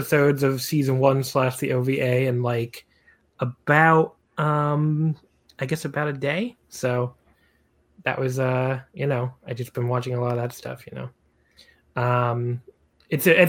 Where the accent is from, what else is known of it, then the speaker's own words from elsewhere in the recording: United States; as an American